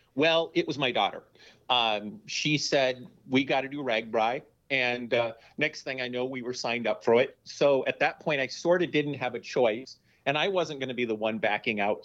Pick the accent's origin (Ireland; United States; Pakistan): United States; Minneapolis, Minnesota; I am from Minneapolis, Minnesota